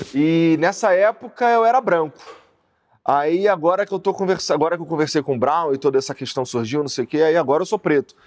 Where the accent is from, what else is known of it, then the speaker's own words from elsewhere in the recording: Rio de Janeiro, Brazil; accent: carioca; moved away as an adult; also born or lived in Curitiba; eu sou da Zona Norte do Rio de Janeiro. Eu morava ali, morei a maior parte da minha vida no Rocha.